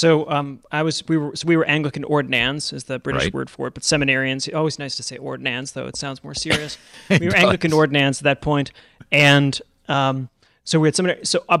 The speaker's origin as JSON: {"language": "English", "town": "Buffalo", "region": "New York", "country": "United States", "tie": "born or raised there", "said": "Well, I grew up in Buffalo, New York, so Catholics were just kind of always around, I suppose."}